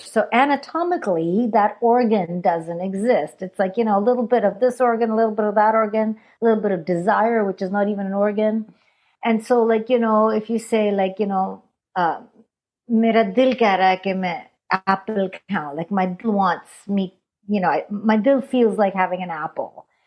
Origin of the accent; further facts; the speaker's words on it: Canada; accent: Punjabi; also born or lived in India; I was born in India, brought up in Canada